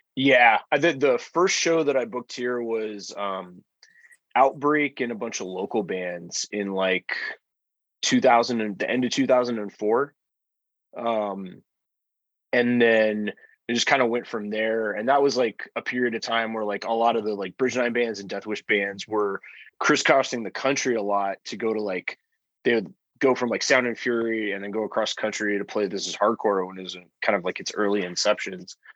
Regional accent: Albuquerque, New Mexico, United States; moved away as an adult; now in Denver, United States; I'm originally from Albuquerque.

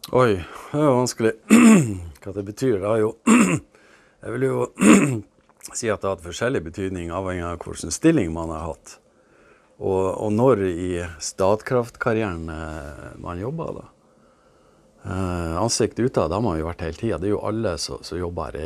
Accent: Glomfjord, Nordland, Norway; Oppveksten i Glomfjord

